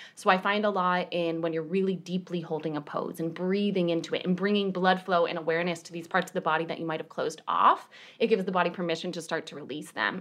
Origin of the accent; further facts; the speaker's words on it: New York, United States; I am also from New York